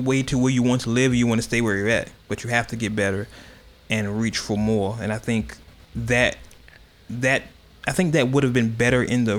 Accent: Oakland, California, United States; I am from Oakland.

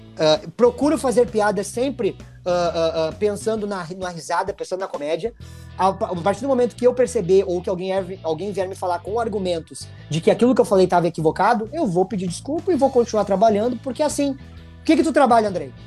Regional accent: Porto Alegre, Rio Grande do Sul, Brazil; eu me criei num, lá no Sarandi, meu velho. Eu me criei lá no Fernando Ferrari, no Parque dos Maia. Lá é minha origem.

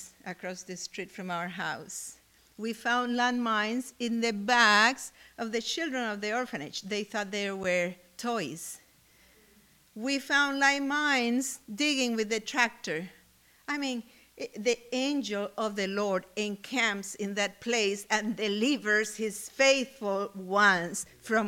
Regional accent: Cuba; moved away; I come from Cuba

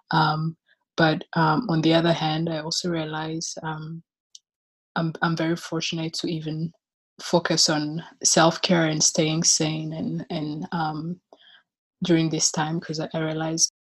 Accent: Rwanda; now in Chicago, United States; I am from Rwanda. And last year I graduated from the University of Chicago, where I was studying philosophy, and I currently live in Chicago.

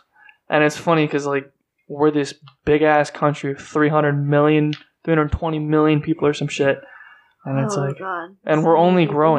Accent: California, United States; "Like, oh, California."

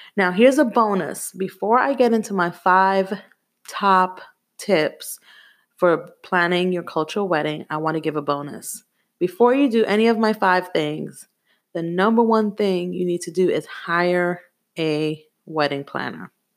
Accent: New York City, New York, United States; also born or lived in Jamaica; Growing up in Brooklyn, New York was very hard

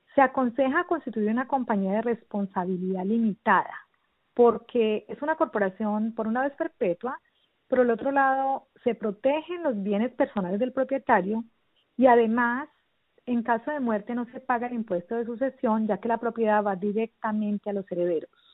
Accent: Versalles, Valle del Cauca, Colombia; moved away as an adult; now in Boynton Beach, United States; yo soy eh, colombiana, eh, nací en un pueblito del norte del valle, en las montañas, Versalles Valle

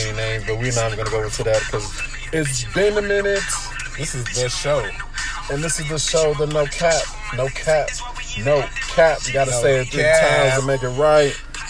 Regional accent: Los Angeles and the Bay Area, California, United States; moved away; We in the East Coast right now. I was raised in the West. I was raised in L.A. and in the Bay.

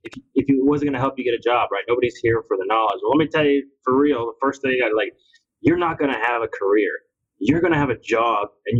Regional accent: Mexico; now in United States; I come from Mexico

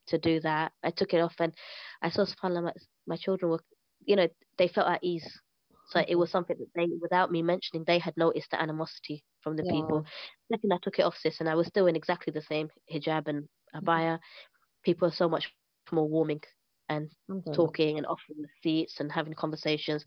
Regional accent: London, United Kingdom; moved away as an adult; now in Syria; I'm from East London.

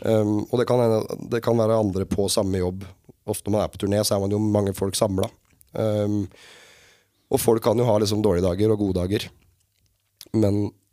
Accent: Sarpsborg, Østfold, Norway; also born or lived in Fredrikstad; født og oppvokst på et sted som heter Oppstad, som er sånn der ligger på grensa.

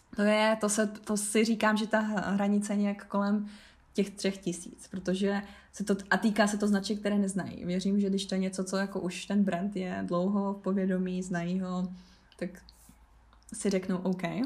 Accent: Havířov, Moravian-Silesian Region, Czechia; jsem z Havířova, což je 20-30 minut od polských hranic

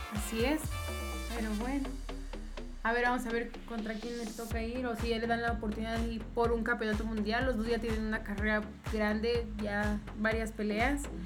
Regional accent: Mexico; aunque somos mexicanos

